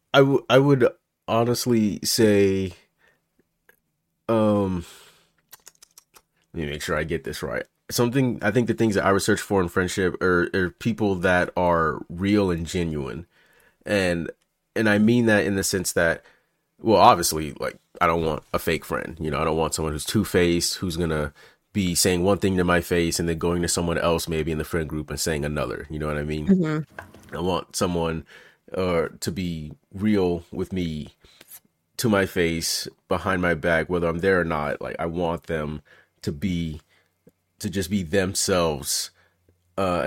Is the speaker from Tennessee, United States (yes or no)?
yes; Memphis, Tennessee, United States; now in California, United States; when I grew up in Memphis